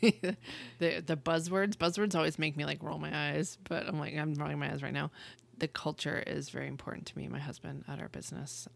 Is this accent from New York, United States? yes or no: no; Western Massachusetts, United States; now in Texas, United States; I grew up in Western Massachusetts